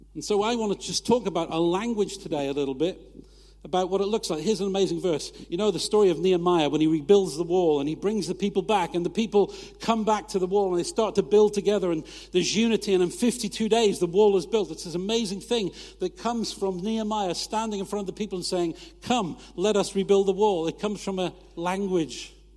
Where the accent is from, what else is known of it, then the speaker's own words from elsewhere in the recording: United Kingdom; we're British